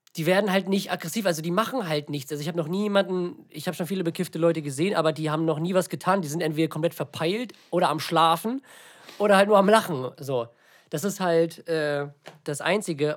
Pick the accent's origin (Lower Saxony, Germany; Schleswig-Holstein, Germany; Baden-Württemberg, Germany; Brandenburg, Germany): Schleswig-Holstein, Germany; villages near Lübeck; now in Lübeck, Germany; nicht nur von Lübeck ist, sondern aus, aus den, von den beiden Dörfern, wo ich aufgewachsen bin